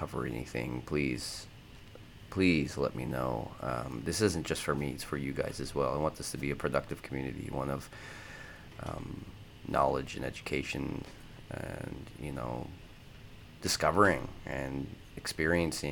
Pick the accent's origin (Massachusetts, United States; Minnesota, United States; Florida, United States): Minnesota, United States; moved away as an adult; now in Japan; I grew up in Minnesota for 18 years